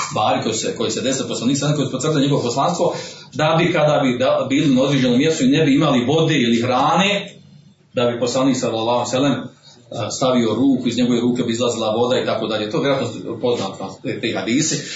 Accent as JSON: {"language": "Croatian", "country": "Bosnia & Herzegovina", "said": "kod nas u Bosni ovdje, kod Tuzga"}